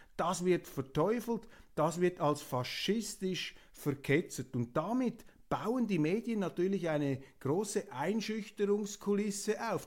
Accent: Switzerland; bescheiden als Schweizer

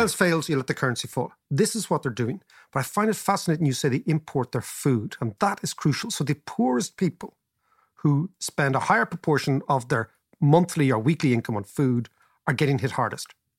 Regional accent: Ireland

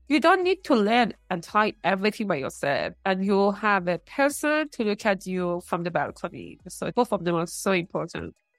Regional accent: Iran; moved away; In two small towns in Iran.

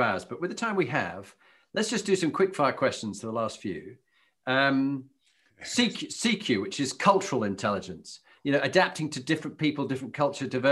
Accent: Yorkshire and the Humber, United Kingdom; being a Yorkshireman

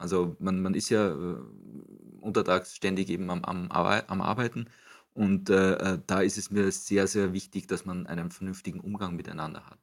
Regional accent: Gmunden, Upper Austria, Austria; moved away as an adult; also born or lived in Frankfurt; Ich bin hier in Gmunden aufgewachsen

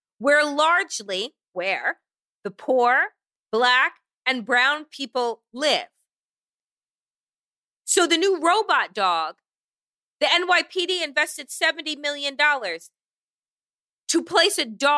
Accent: Eastern Long Island, New York, United States; I grew up on Eastern Long Island

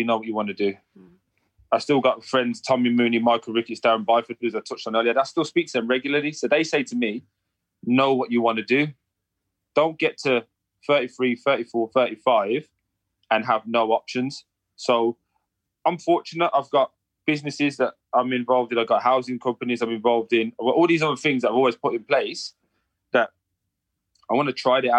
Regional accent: England, United Kingdom; But I'm from England.

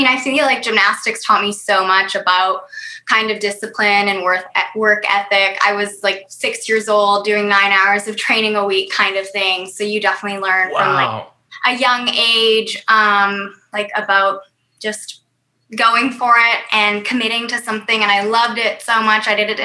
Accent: Vancouver, British Columbia, Canada; moved away as an adult; also born or lived in Atlanta / Los Angeles / New York; I grew up in Vancouver, Vancouver, British Columbia

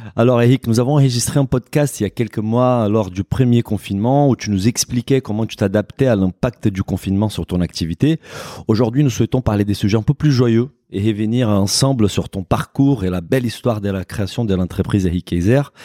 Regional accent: Brazil; je suis brésilien

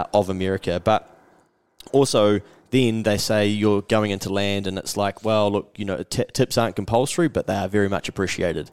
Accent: New Zealand; from New Zealand

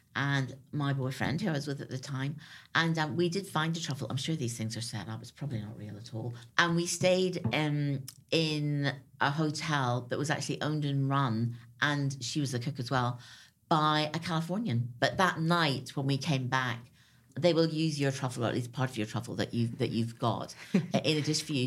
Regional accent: Northern Ireland, United Kingdom; I grew up in Northern Ireland.

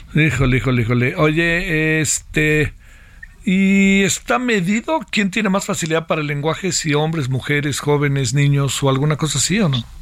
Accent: Mexico; somos vecinos de los Estados Unidos

